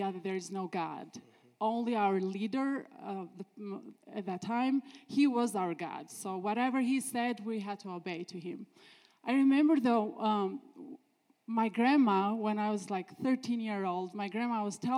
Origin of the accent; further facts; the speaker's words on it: Albania; accent: Albanian; English is a second language; moved away as an adult; now in United States; I'm from Albania, as you can tell from my beautiful accent.